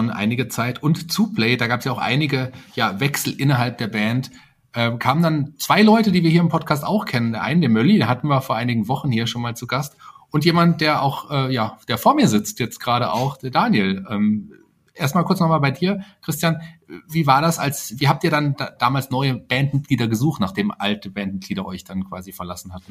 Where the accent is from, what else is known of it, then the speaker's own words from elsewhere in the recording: Fulda, Hesse, Germany; Ich komme gebürtig aus Fulda, richtig.